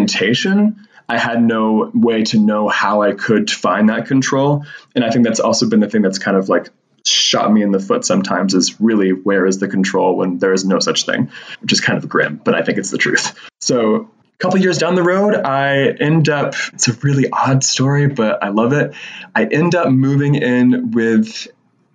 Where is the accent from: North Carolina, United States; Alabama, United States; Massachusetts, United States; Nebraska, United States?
North Carolina, United States; Western; I grew up in Western North Carolina and it was a very kind of poverty stricken community